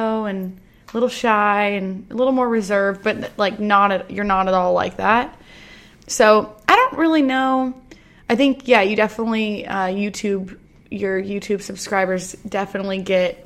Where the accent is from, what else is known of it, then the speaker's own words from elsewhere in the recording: Hood River, Oregon, United States; moved away as an adult; also born or lived in Utah; now in Nashville, United States; I'm originally from Hood River, Oregon.